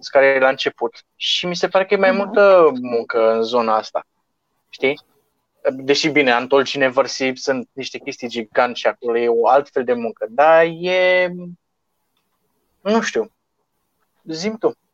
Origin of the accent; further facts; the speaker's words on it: Moldavia, Romania; eu sunt moldovean și sunt mai misogin așa de fel.